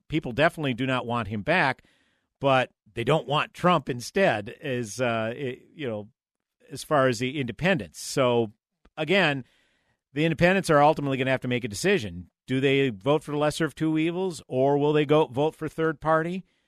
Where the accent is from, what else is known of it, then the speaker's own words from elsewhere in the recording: St. Paul, Minnesota, United States; moved away as an adult; someone who was born and raised in St. Paul and lived there the first 28 years of my life